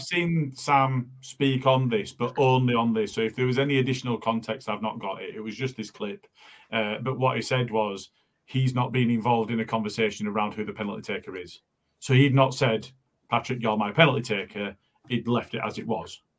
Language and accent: English; Morley, Yorkshire and the Humber, United Kingdom; I'm from Morley